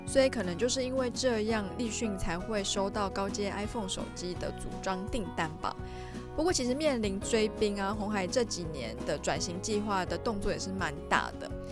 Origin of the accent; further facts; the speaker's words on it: Taiwan; 身为台湾人民的我也是与有荣焉啦